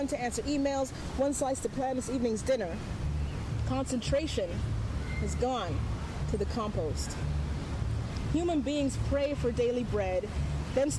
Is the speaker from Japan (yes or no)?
no; Antigonish, Nova Scotia, Canada; now in Toronto, Canada; I just moved to Toronto, like, several years ago from Antigonish, Nova Scotia